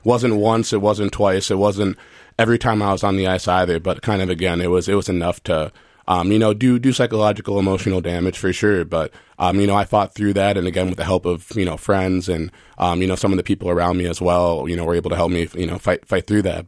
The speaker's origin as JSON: {"language": "English", "region": "Minnesota", "country": "United States", "said": "I'm from Minnesota"}